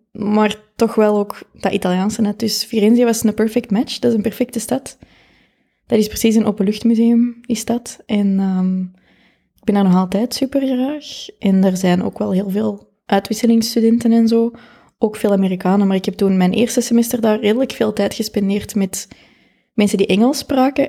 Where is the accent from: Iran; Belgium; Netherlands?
Belgium; Kapellen, Flanders; Ik ben van Capelle.